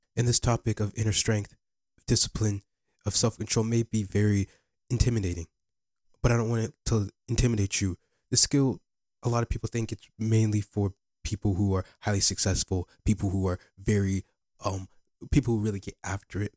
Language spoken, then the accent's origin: English; Bettendorf, Iowa, United States; also born or lived in Ghana; I live in Bettendorf, Iowa.